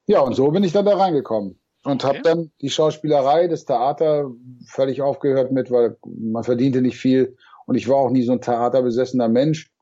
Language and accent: German; Remagen, Rhineland-Palatinate, Germany; moved away; also born or lived in Hamburg; bin geboren in Remagen am Rhein ja. und dann habe ich in Hamburg gewohnt.